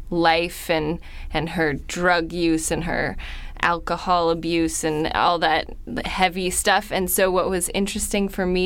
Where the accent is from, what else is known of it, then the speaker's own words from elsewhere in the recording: San Francisco, California, United States; I'm from San Francisco.